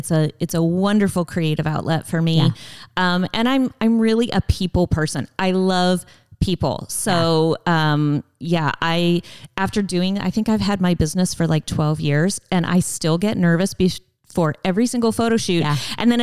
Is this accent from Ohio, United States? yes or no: yes; Cleveland, Ohio, United States; I grew up in Cleveland, in a small suburb of Cleveland